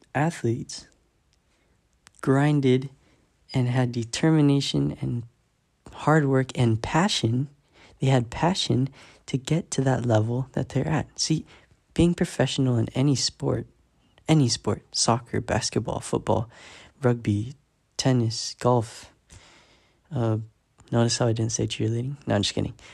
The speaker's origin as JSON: {"language": "English", "town": "San Diego", "region": "California", "country": "United States", "said": "I'm fourteen years old, and I am from San Diego, California, the six one nine"}